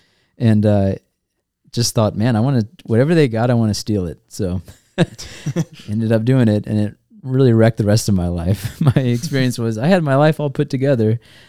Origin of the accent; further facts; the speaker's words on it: Georgia, United States; I grew up not in Michigan, which uh-huh. always surprises people because I grew up in Georgia, but have no accent.